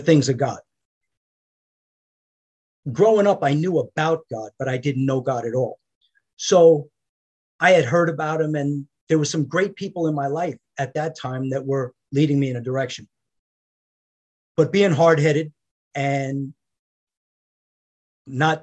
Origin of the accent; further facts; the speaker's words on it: New York, United States; I grew up in New York in a traditional middle-class family, construction worker family